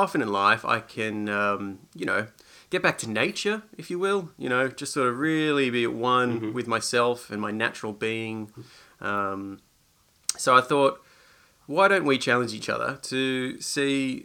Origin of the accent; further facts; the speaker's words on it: Australia; moved away; I grew up in Australia.